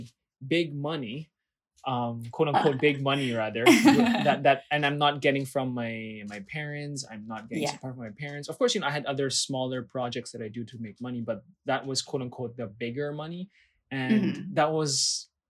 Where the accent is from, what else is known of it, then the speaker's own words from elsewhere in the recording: Philippines; I'm a Filipino passport holder, but I am not Filipino by blood.